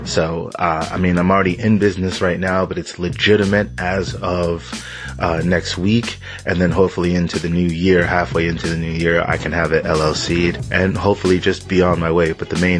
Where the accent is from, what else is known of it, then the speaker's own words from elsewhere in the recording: southern Connecticut, United States; I'm from the southern part of Connecticut